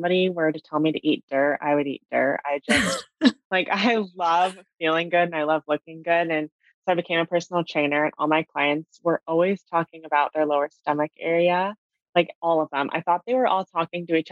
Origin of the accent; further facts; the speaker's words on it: California, United States; I grew up in California